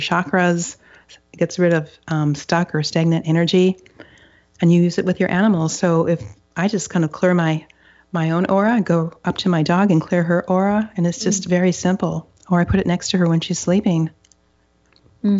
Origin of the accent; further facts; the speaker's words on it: Upper Michigan, United States; now in Seattle, United States; I grew up in Upper Michigan, and it's some parts of it are up to 90% forested